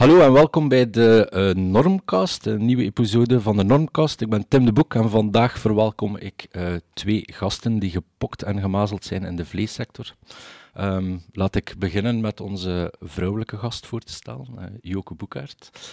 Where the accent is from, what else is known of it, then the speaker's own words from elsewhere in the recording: Belgium; als, als Belgen zijnde